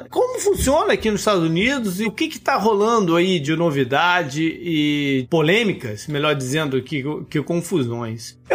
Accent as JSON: {"language": "Portuguese", "country": "Brazil", "tie": "born or raised there", "moved": "yes", "lives_now": "Orlando, United States", "said": "eu nasci no Brasil"}